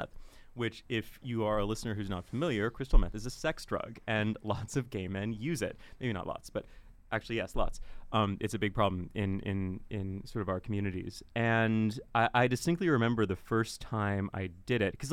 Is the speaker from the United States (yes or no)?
yes; Seattle, Washington, United States; now in Ireland; I'm unfortunately an American. So I was born and raised in Seattle, Washington.